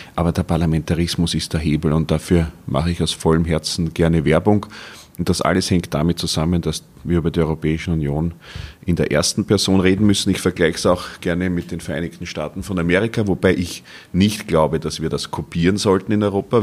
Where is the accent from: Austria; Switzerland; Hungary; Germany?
Austria; Gerasdorf bei Wien, Lower Austria; In meiner Heimatstadt Gerasdorf